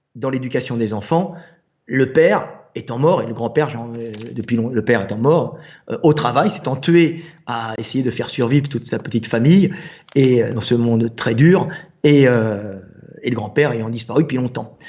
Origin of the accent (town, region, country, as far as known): France